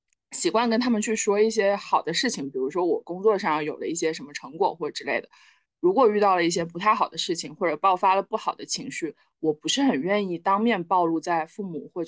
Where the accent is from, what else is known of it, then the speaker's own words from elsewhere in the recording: Shenzhen, Guangdong, China; now in Beijing, China; 然后十二岁开始上寄宿学校，一路到大学。我从深圳来北京也是我一个人来的，一个人安置。